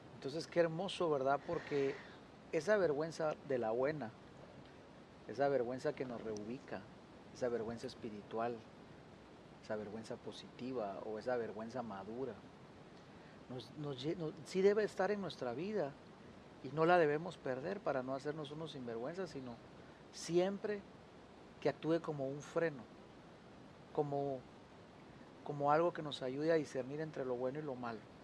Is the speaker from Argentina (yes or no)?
yes; Argentina; accent: Argentine; se nos está saliendo aquí lo argentino.